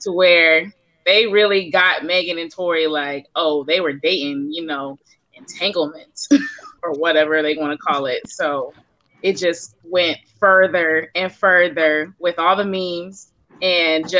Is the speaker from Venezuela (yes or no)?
no; Augusta, Georgia, United States; I'm from Augusta, Georgia